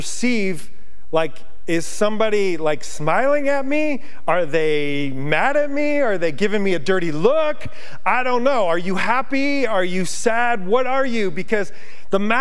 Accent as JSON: {"language": "English", "town": "Yonkers", "region": "New York", "country": "United States", "tie": "born or raised there", "moved": "as an adult", "lives_now": "Montana, United States", "said": "being from New York, I grew up in Yonkers. I grew up on pavement"}